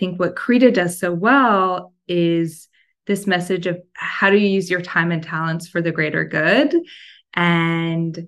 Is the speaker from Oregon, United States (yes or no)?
yes; Oregon, United States; moved away as an adult; also born or lived in Portland, Oregon / New York; now in Los Angeles, United States; I'm originally from Oregon. I went to school in Portland, which is a place that I still think of as home often